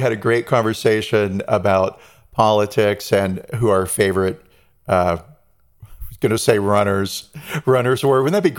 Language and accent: English; Long Beach, California, United States; You? That's my hometown.